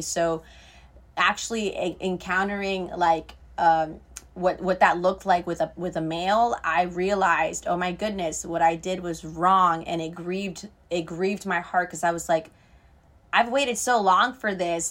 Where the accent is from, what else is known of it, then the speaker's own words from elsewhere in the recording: Treasure Coast, Florida, United States; I was raised in Florida with my grandma and my great-grandma, and I've been here my entire life, really